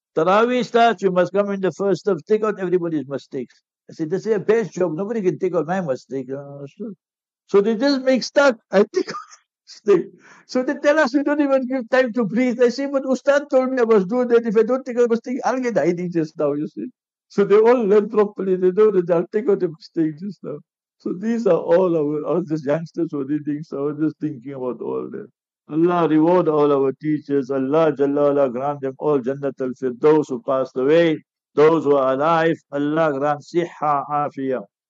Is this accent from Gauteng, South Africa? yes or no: yes; Heidelberg, Gauteng, South Africa; I'm from Heidelberg.